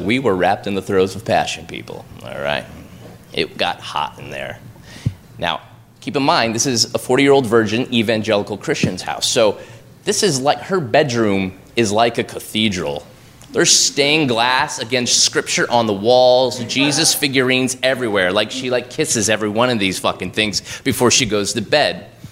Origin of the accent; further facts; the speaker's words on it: Oregon, United States; moved away as an adult; now in New York, United States; I'm from Oregon. We have this thing where I'm from where we, we pay it forward